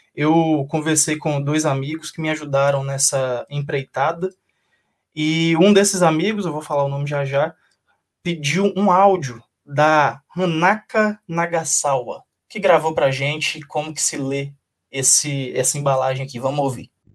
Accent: Brumado, Bahia, Brazil; moved away; also born or lived in Belo Horizonte; Brumado, que é a cidade de onde eu venho

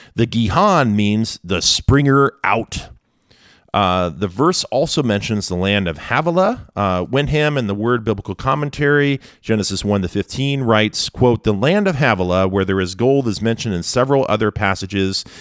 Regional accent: Kent, Washington, United States; my parents' little vegetable garden growing up in Kent, Washington

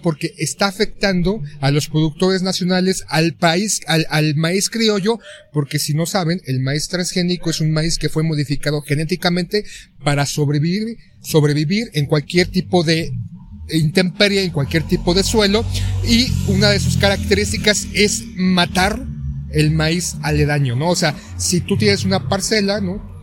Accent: Mexico; como mexicanos, o aquí en la capital de la Ciudad de México

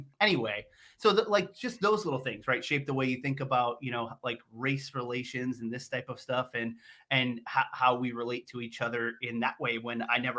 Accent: Maine, United States; moved away as an adult; also born or lived in Kansas / Gothenburg, Sweden; now in Missouri, United States; So I did my undergraduate in the University of Maine and where we grew up in Maine and these types of things, moved out to Kansas, did my graduate work in Kansas.

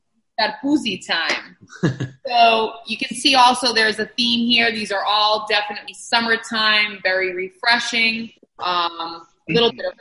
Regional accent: Boston, Massachusetts, United States; Boston, born and raised. I grew up in Rosendale and West Roxbury

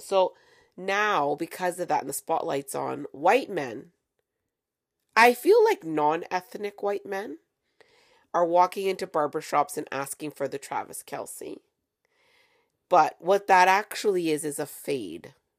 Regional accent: Canada; I'm from Canada

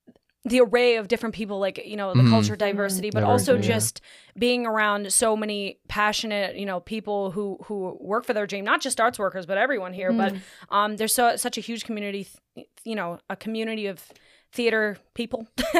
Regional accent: Camp Hill, Pennsylvania, United States; I'm from Camp Hill, Pennsylvania. Camp Hill. Two different words.

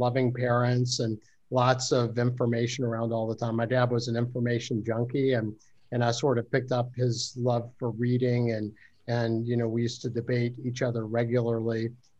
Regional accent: Charleston, West Virginia, United States; I grew up in Charleston, went to Charleston High School, went to WVU, and went to undergraduate medical school at WVU.

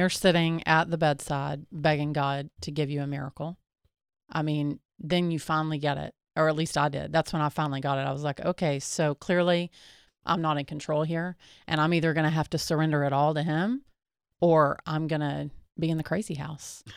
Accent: Texas, United States; we're from Texas

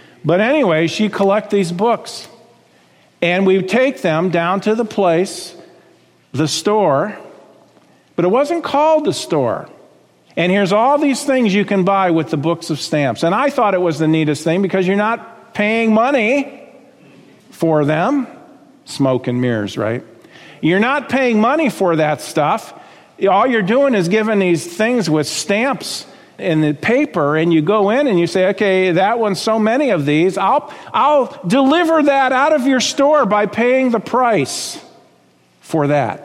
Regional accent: South Florida, United States; I grew up in South Florida, as my wife did

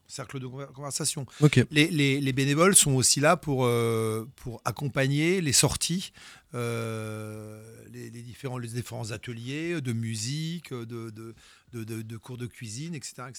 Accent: France; first language French; nous, en tant que Français, on est Français

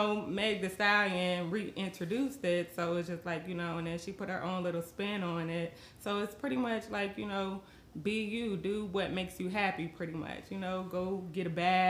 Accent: California, United States; moved away as an adult; also born or lived in Las Vegas; originally I'm from California. I lived there 23 years. And then I moved to Vegas for a couple years.

